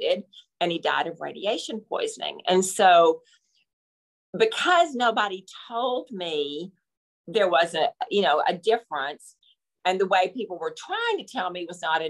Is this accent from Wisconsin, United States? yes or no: no; Texas, United States; I'm from Texas